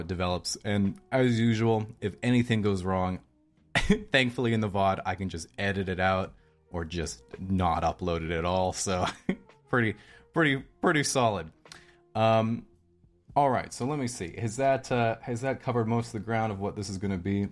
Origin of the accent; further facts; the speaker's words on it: Victoria, British Columbia, Canada; also born or lived in Hobart, Tasmania, Australia; I was born in Victoria, British Columbia, Canada, over here on the West Coast. I say over here because I'm living here now. But when I was about 5 years old, I went with my mom to live in Australia.